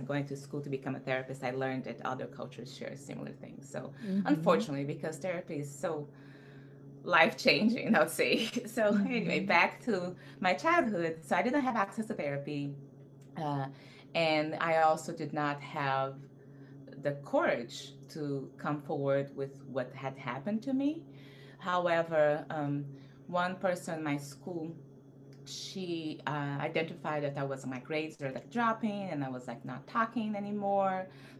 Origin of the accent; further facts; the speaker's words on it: Rio de Janeiro, Brazil; I grew up in Rio de Janeiro, Brazil. I mean, I was born in Brazil and grew up all over